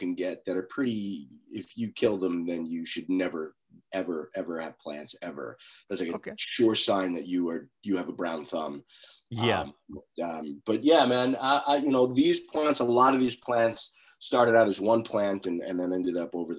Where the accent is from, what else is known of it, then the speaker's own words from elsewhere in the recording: Long Island, New York, United States; I grew up on Long Island, about 45 miles outside of New York City, in the shadow of New York City